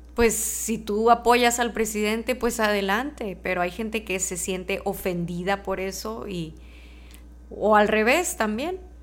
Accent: Mexico; yo soy mexicana, nací y crecí en México

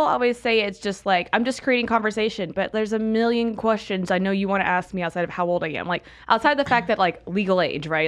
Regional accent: Pensacola, Florida, United States; also born or lived in California; now in Arizona, United States; I'm from Florida, Pensacola, Florida

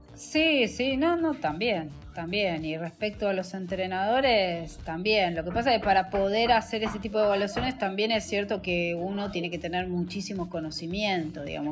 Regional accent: Buenos Aires, Argentina; yo soy de Floresta, pero mis abuelos eran de Caballito

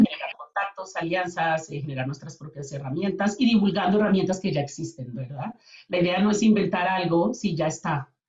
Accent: Colombia; moved away as an adult; now in Calgary, Canada; yo vengo de Colombia. Eh, con mi familia venimos a vivir en el 2008 a Canadá

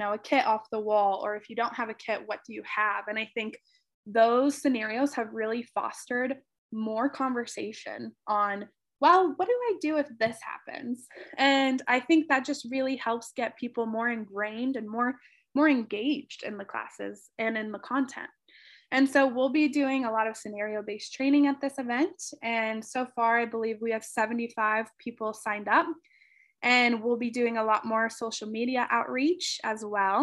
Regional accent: Cincinnati, Ohio, United States; moved away as an adult; now in Rochester, United States; my hometown, Cincinnati, Ohio

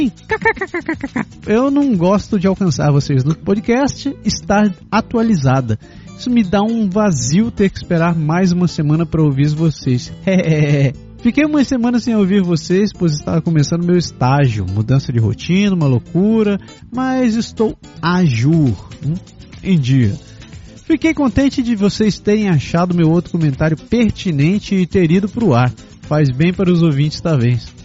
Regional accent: Ribeirão Preto, São Paulo, Brazil; moved away as an adult; eu sou de Ribeirão Preto, interior de São Paulo. Lá faz muito calor sempre.

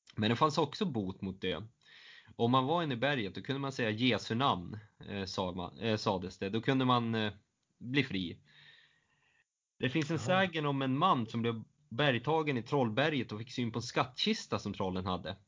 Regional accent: southern Norrland, Sweden; Jag är från södra Norrland

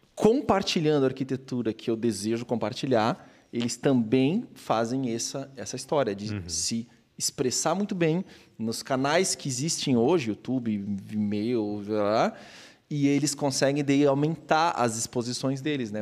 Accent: Blumenau, Santa Catarina, Brazil; sou de Blumenau, nasci

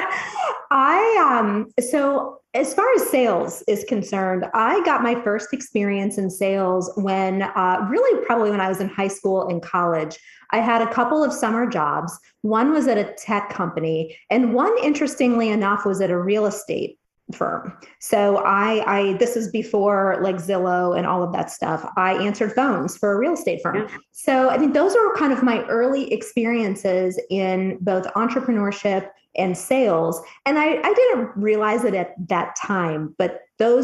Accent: Cleveland, Ohio, United States; also born or lived in Dayton, Ohio; now in Columbus, United States; I grew up in the Cleveland, Ohio area

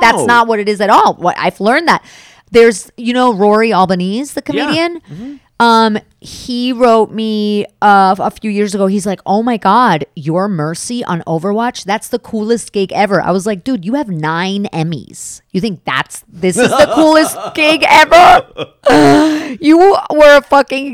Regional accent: New York City, New York, United States; I grew up in downtown Manhattan

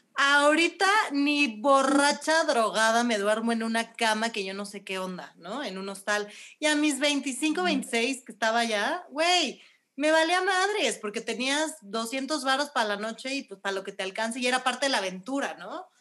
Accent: Mexico; soy mexicana

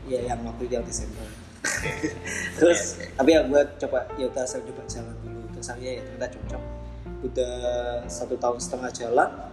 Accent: Jakarta, Indonesia; gue sih dari Jakarta

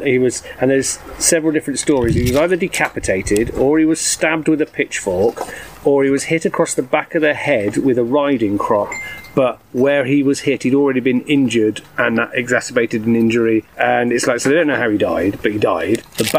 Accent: near Sudeley Castle, Gloucestershire, South West England, United Kingdom; a castle near my hometown, that being Sudley Castle.

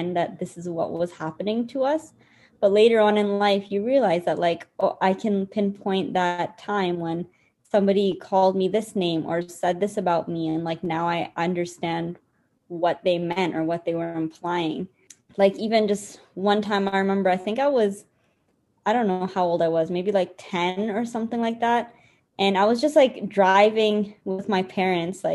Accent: Canada; to be brown growing up in Canada and the kind of experiences that we've gone through

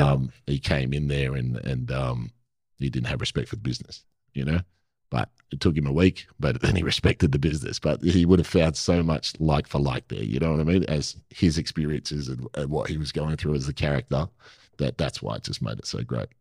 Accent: Perth, Western Australia, Australia; I'm from Perth

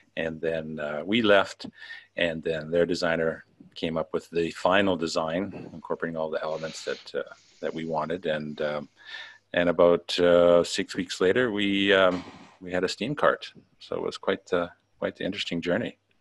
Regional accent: Canada; moved away as an adult; now in Macau; I'm uh, originally from Canada. I've uh, been, overseas now for about uh, 11 years

